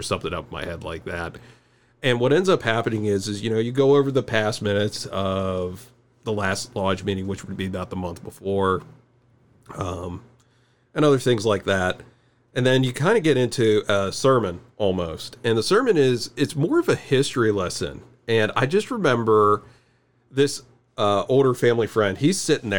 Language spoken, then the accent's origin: English; Western Pennsylvania, United States; I'm from Western Pennsylvania